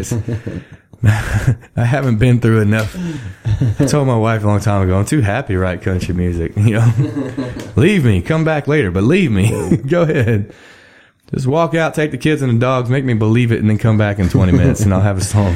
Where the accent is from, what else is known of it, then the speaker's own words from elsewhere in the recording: Texas, United States; I'm from Texas